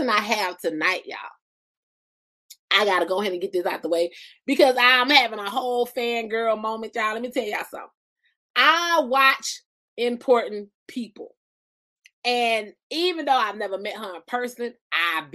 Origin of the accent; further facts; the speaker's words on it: Albany, Georgia, United States; We from Albany